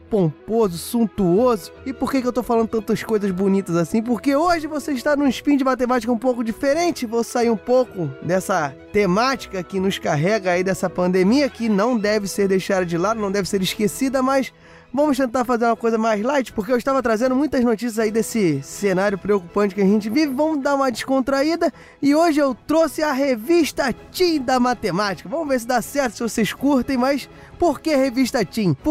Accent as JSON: {"language": "Portuguese", "region": "Rio de Janeiro", "country": "Brazil", "said": "Eu não quero lembrar desse momento como carioca que sou, mas estamos aqui"}